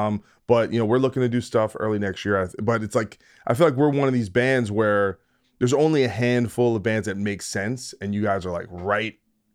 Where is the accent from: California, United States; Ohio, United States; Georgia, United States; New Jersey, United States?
New Jersey, United States; Dude, I'm from New Jersey, so we're rich. We're like Dunkin' Donuts people down there.